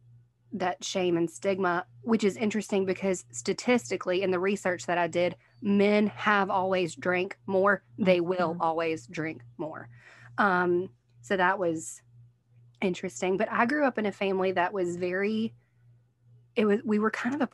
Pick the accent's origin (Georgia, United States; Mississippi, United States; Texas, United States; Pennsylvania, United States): Mississippi, United States; Picayune; also born or lived in New Orleans, Louisiana; we moved from New Orleans to Picayune when I was young